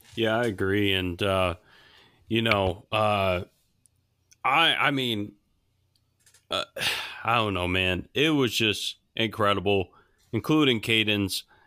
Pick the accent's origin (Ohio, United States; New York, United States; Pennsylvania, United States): New York, United States; Buffalo; moved away; my hometown team, the U B Bowls, the University at Buffalo